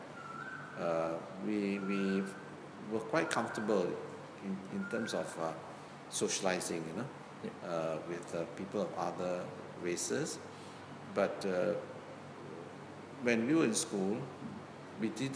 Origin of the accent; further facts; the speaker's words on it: George Town, Penang, Malaysia; I grew up in Georgetown